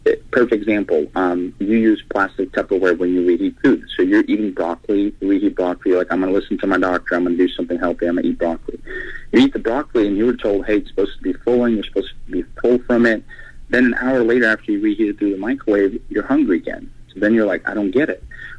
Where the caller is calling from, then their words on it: Atlanta, Georgia, United States; Atlanta, Georgia.